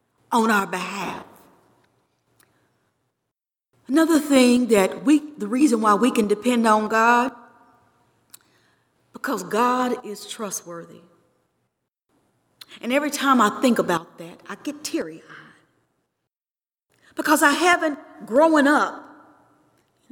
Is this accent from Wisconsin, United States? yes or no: no; Georgetown, Kentucky, United States; I grew up here in Georgetown, Kentucky.